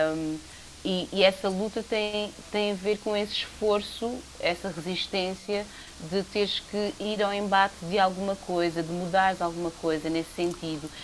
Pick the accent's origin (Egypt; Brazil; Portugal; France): Portugal; Lisbon; nasci aqui na Estefânia, como o Paulo Pascoal